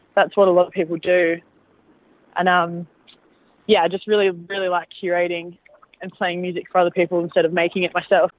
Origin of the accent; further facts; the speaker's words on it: Australia; I'm an Australian